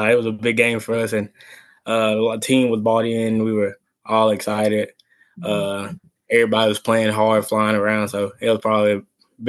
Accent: Texas, United States; I come from Texas football.

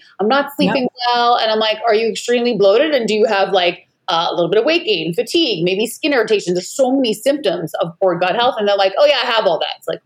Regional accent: Long Island, New York, United States; also born or lived in California; now in Maui, United States; I'm originally from Long Island, New York

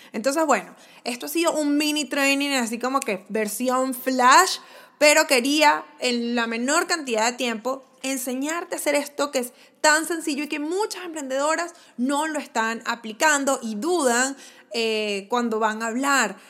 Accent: Venezuela; como en venezolano decimos chuleta

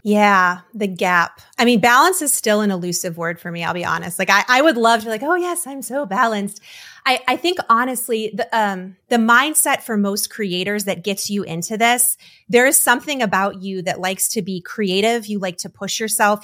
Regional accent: Detroit, Michigan, United States; now in North Carolina, United States; I was born and raised in Detroit. I came down to North Carolina

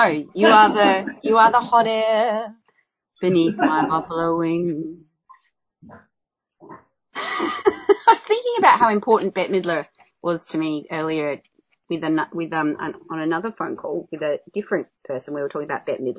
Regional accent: Adelaide, South Australia, Australia; I'm being from Adelaide. I say ranch and dance.

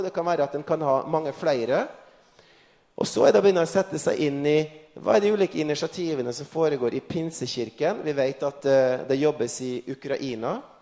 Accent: Frei, Møre og Romsdal, Norway; når jeg satt hjemme på Frei utenfor Kristiansund

